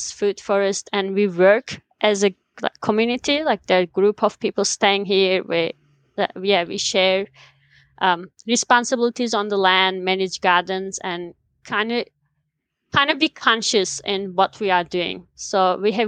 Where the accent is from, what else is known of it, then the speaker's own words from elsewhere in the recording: Black Sea region, Trabzon, Turkey; moved away as an adult; now in New Zealand; I'm from Turkey. I was born in the mountains of Black Sea region